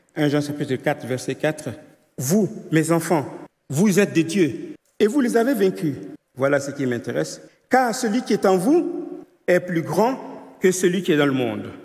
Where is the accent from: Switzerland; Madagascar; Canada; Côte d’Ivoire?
Côte d’Ivoire; je suis né en Côte d'Ivoire, dans une famille animiste